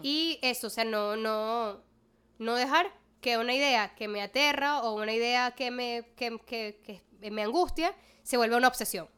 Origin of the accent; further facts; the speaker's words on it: Maracaibo, Zulia, Venezuela; moved away as an adult; now in Caracas, Venezuela; yo desde que me mudo a Caracas primero reafirmé muchísimo mi identidad maracucha.